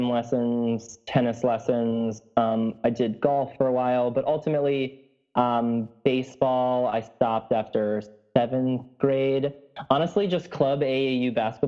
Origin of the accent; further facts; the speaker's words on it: Wisconsin, United States; moved away as an adult; also born or lived in Hillsdale, Michigan; now in New York City, United States; I'm a Midwest boy turned current New York City resident, but I grew up in Wisconsin